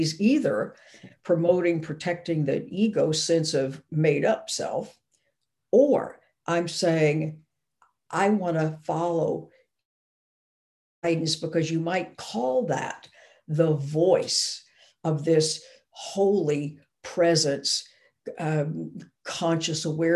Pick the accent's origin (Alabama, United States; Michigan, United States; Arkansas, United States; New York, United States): Arkansas, United States; I grew up in Arkansas